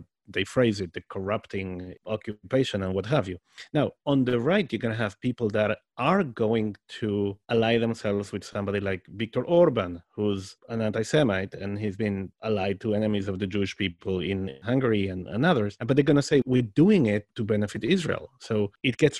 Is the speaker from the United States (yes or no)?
no; Argentina; first language Spanish and Hebrew; English is a second language; I'm from Argentina